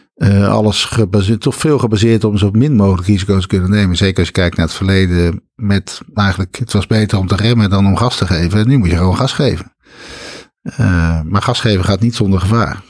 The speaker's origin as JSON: {"language": "Dutch", "town": "Schoonhoven", "region": "South Holland", "country": "Netherlands", "tie": "born or raised there", "also_born_or_lived": "Schiedam", "moved": "yes", "lives_now": "Breda, Netherlands", "said": "Ik kom uit Schiedam, waar ik geboren ben. En ik ben opgetogen in het Groene Hart in Schoonhoven en Bergambacht."}